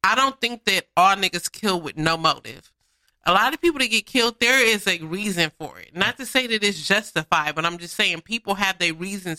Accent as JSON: {"language": "English", "town": "Inglewood", "region": "California", "country": "United States", "tie": "born or raised there", "also_born_or_lived": "Watts, Los Angeles", "said": "I'm from Inglewood. When I'm in Inglewood, I act accordingly. That's my hometown."}